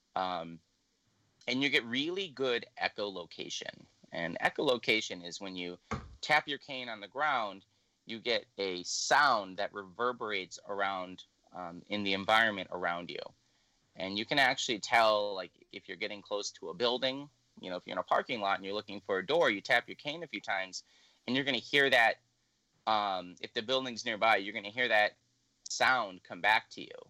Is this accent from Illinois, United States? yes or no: yes; Illinois, United States; moved away as an adult; also born or lived in Louisiana; now in Minnesota, United States; I'm originally from Illinois. I moved here in 2009, but I didn't go directly from Illinois to Minnesota